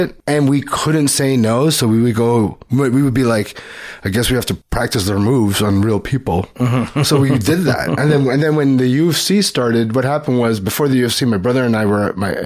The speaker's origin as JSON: {"language": "English", "town": "Toronto", "region": "Ontario", "country": "Canada", "tie": "born or raised there", "also_born_or_lived": "Richmond Hill / Markham / Los Angeles", "said": "we grew up in Scarborough"}